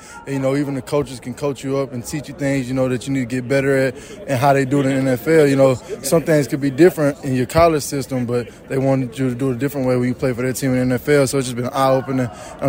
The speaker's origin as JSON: {"language": "English", "region": "East Texas", "country": "United States", "tie": "born or raised there", "said": "where I grew up in East Texas"}